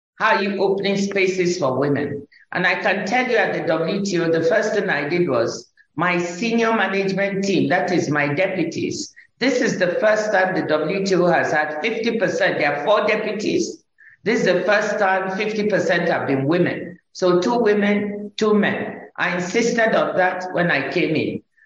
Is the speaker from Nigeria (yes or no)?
yes; Nigeria; when I was growing up in Nigeria, I grew up in first in the village with my grandmother